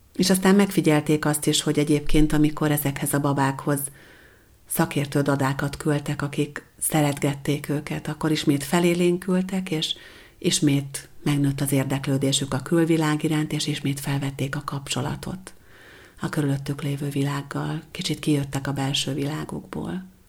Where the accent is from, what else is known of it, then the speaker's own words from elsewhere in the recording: Hungary; Amikor én születtem 1974-ben